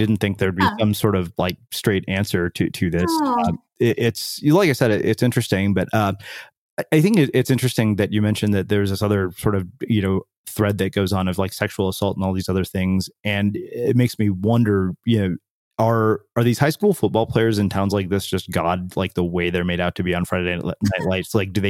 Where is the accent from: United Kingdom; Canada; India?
India; also born or lived in Texas, United States; as an Indian immigrant in a small Texas town, like I remember we were the only Indians there.